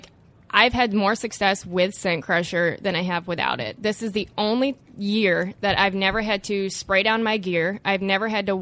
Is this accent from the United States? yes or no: yes; Durand, Wisconsin, United States; accent: Wisconsin; I'm from Duran, Wisconsin, and I know you guys are already making fun of my Wisconsin accent